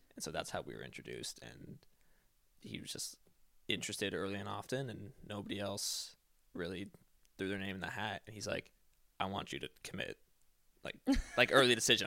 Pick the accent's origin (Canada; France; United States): United States; Eugene, Oregon; I was born and raised in Eugene, Oregon